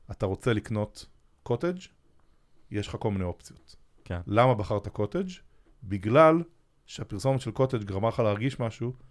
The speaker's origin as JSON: {"language": "Hebrew", "country": "Israel", "said": "פרסום בטלוויזיה זה משהו שאנחנו כישראלים קצת אה, בבליינד ספוט עליו."}